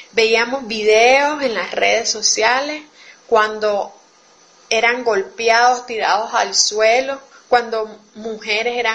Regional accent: Nicaragua; Un saludo desde Nicaragua a las compañeras de Radio Humedales y de todo el Coño Sur. … soy nicaragüense, feminista y tortillera.

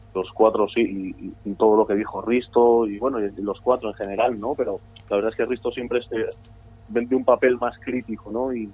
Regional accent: San Sebastián, Basque Country, Spain; Nosotros desde, pequeños hemos estado en la encastola eh, hemos, hemos convivido con, la cultura vasca porque somos vascos.

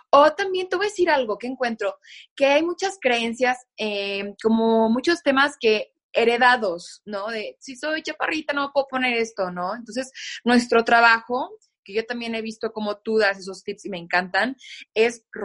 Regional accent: Mexico; al menos en México, en mi país, eh, como es, la Ciudad de México es muy fría y la gente se viste mucho de negro.

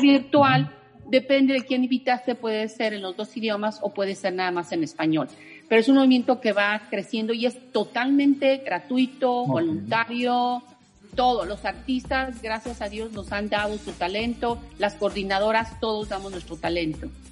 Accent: Mexico; now in Orlando, United States; de México somos el grupo más grande

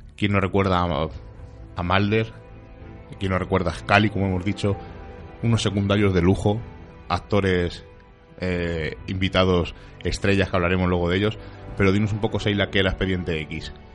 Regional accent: Vallecas, Community of Madrid, Spain; los vallecanos de pro

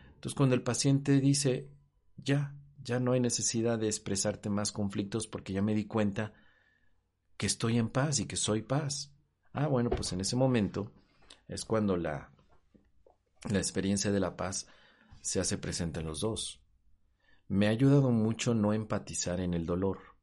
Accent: Mexico; en mi país, en México

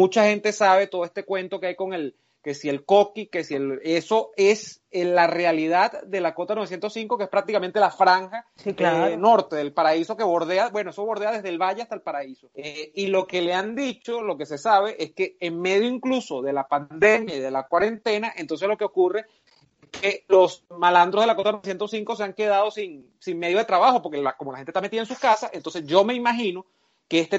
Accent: Caracas, Capital District, Venezuela; no, yo nunca salí de Caracas de, con los colegios.

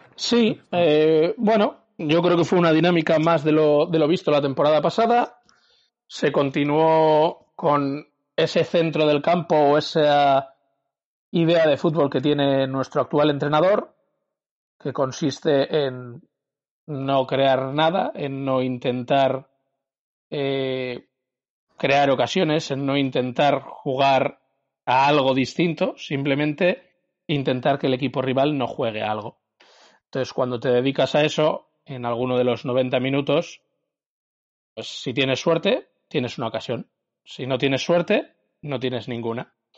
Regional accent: Bilbao, Basque Country, Spain; yo soy santuchero y santucho a muerte

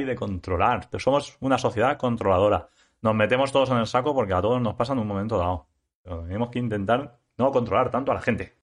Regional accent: Spain; also born or lived in Ibi; farmacéutico en IBI, aunque soy de ELLA

